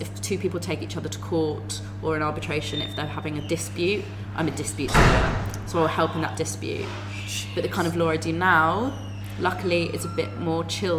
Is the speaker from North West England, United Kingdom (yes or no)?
no; London, United Kingdom; I grew up in Finchley.